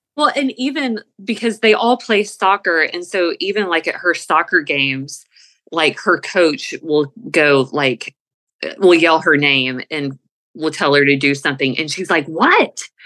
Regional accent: the South, United States; We're from the South.

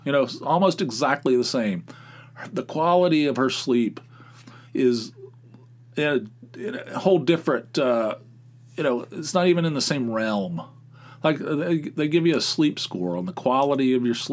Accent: West Virginia, United States; I'm from West Virginia.

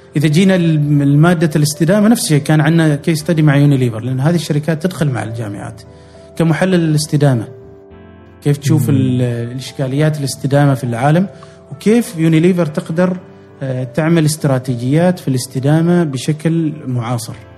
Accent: Oman; كعمانيين نحن اساسا تاريخيا تجار

